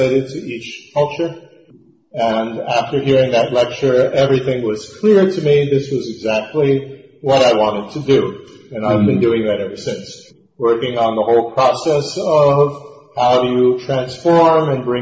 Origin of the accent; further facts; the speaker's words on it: New Jersey, United States; I was born in the United States in New Jersey in 1944